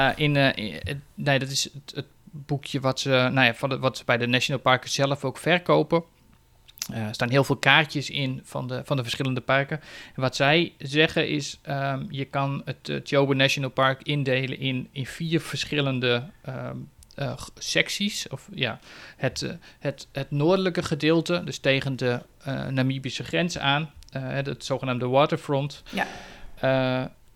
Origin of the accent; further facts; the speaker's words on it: Netherlands; als Nederlander